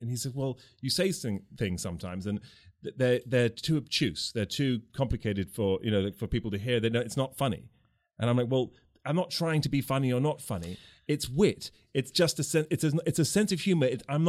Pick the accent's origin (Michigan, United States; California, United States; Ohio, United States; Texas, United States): Michigan, United States; Detroit; No, we sound smart. Trust me. I'm actually from Detroit.